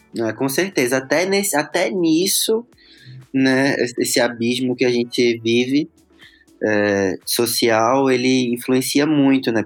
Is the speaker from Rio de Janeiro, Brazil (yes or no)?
no; Recife, Pernambuco, Brazil; eu nasci em Recife, né, e morava lá